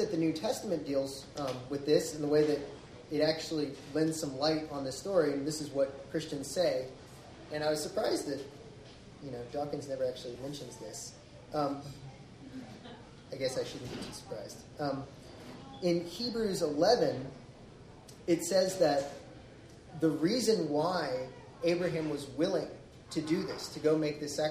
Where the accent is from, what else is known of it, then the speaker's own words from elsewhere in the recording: the South, United States; I grew up in the South.